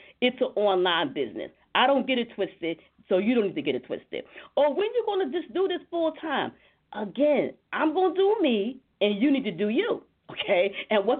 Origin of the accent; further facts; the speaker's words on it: the South, United States; I come from the South. I come from a family full of bakers